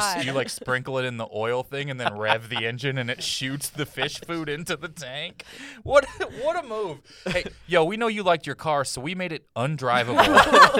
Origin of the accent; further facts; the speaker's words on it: Missouri, United States; now in Burbank, United States; when I was growing up in Missouri